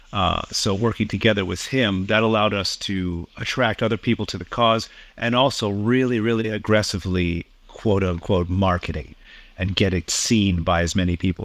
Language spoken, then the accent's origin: English; Toronto, Ontario, Canada; moved away as an adult; now in Tokyo, Japan; I'm Canadian born. I've been in the animation business for about 25 years. Lived in Toronto for most of my life